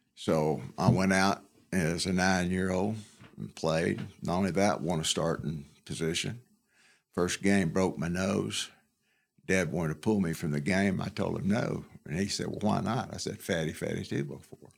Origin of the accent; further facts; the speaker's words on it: Canton, Georgia, United States; moved away; also born or lived in Ball Ground, Georgia / Alabama; I was born in uh, Canton, Georgia